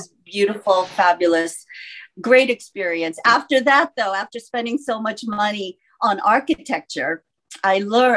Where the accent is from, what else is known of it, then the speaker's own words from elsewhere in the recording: California, United States; also born or lived in Seoul, South Korea / New York City; now in Los Angeles, United States; I myself came to the States when I was 8 years old, to California with my parents